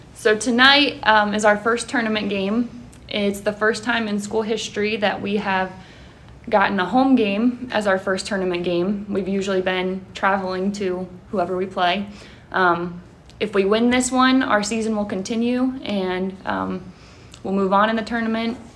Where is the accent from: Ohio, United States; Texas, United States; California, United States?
Ohio, United States; Mount Vernon; I am from the area. I'm from Mount Vernon. Um, when I was in high school, I actually played against Highland at the high school.